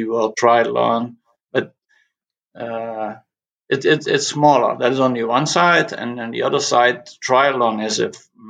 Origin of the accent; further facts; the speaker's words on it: Limburg, Netherlands; I'm from the Netherlands, from the south of the Netherlands, Limburg, a little bit hilly part of the Netherlands, and that's where I started my coaching career